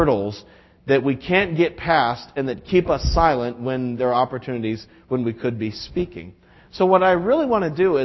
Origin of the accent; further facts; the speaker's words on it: New England, United States; we're from New England